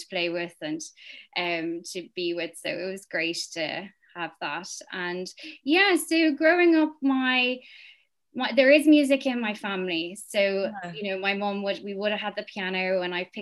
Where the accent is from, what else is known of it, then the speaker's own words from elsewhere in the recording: Dublin, Leinster, Ireland; I grew up in Mafarnham, South Dublin.